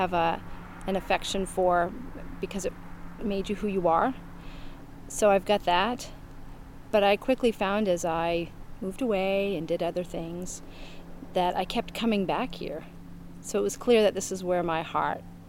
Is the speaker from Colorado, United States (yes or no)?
no; Maine, United States; me growing up here